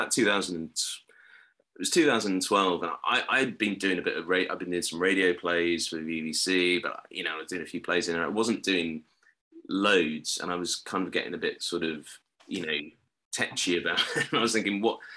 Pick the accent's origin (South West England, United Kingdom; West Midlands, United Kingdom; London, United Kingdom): London, United Kingdom; moved away; also born or lived in Ireland (parents) / Manchester / Cambridgeshire / Dublin; where I grew up in Cricklewood.